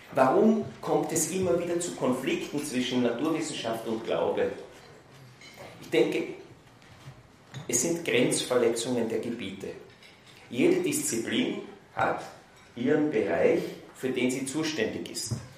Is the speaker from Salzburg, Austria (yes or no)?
no; Vienna, Austria; Ich bin in Wien aufgewachsen, dort ins humanistische Gymnasium gegangen